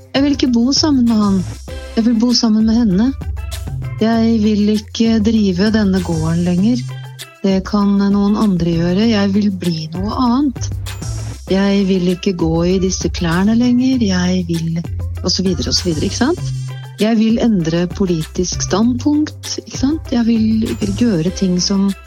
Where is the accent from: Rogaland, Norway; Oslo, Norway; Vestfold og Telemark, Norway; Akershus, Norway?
Akershus, Norway; Eidsvoll; Jeg vokste opp på Eidsvoll i en tid der Eidsvoll var et mer lukka bygdesamfunn